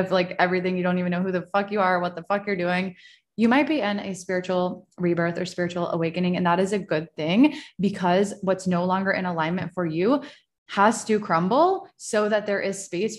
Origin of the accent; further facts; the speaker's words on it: Virginia, United States; born there; It's also very interesting that I live in Virginia and I was born in Virginia and I'm like back where I was close to where I was born.